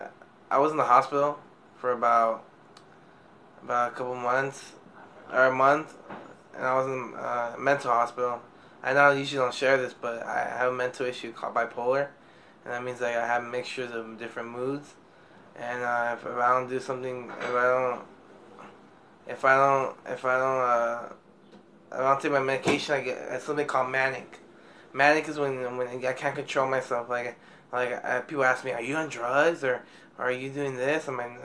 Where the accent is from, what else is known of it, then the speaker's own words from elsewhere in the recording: Irvine, California, United States; I was born in Irvine, June 20, 2002.